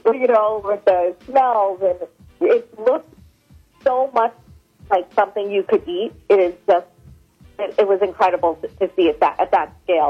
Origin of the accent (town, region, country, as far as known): Washington, District of Columbia, United States; born or raised there; moved away